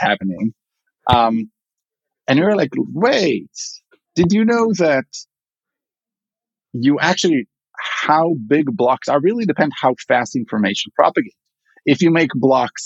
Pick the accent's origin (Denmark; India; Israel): Israel; accent: Israeli; English is a second language; moved away as an adult; now in Chicago, United States; I'm originally from Israel